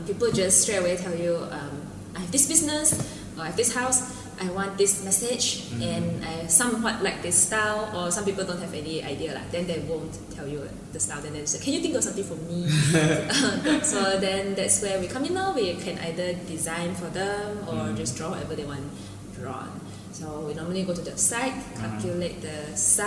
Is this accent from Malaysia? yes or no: yes; Kuching, Sarawak, Malaysia; I'm from Kuching.